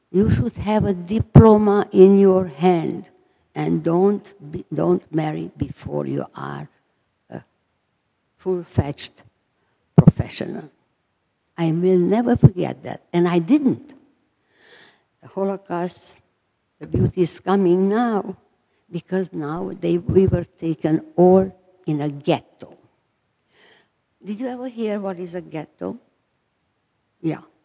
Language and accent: English; Transylvania, Romania; moved away; I was born in Romania, Transylvania